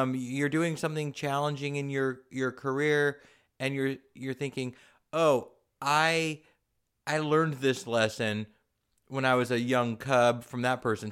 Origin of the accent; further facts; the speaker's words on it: San Diego, California, United States; I grew up in San Diego